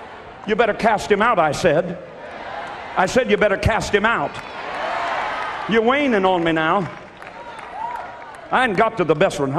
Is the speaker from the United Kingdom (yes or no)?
no; Ireland; Well, I'm Irish. Well, it's just the way our people do.